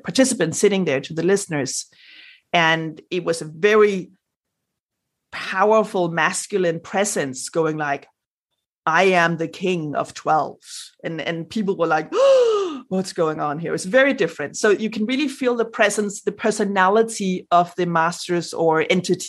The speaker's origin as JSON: {"language": "English", "country": "Denmark", "first_language": "Danish", "second_language": "English", "said": "since English is not my native language, like my first, I'm Danish"}